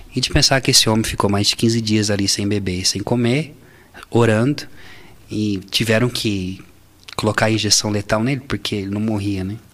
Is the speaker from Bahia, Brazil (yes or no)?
no; Barretos, São Paulo, Brazil; eu sou de Barretos